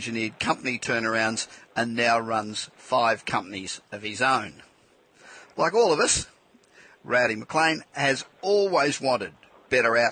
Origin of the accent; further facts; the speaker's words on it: Australia; moved away as an adult; now in California, United States; I'm obviously Australian too, but I've been living in California 25 years